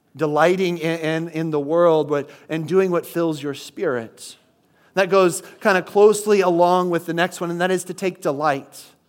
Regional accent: Midwest, United States; moved away; I grew up in the Midwest where nothing was open on Sundays

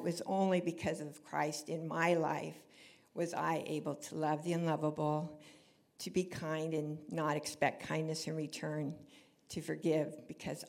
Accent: Orange County, California, United States; moved away as an adult; I grew up here in Orange County

